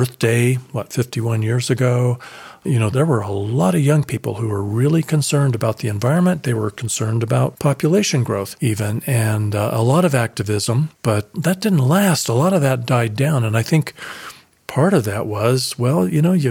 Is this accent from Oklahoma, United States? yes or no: no; Colorado Springs, Colorado, United States; also born or lived in Dallas, Texas; moved back to my hometown of Colorado Springs, Colorado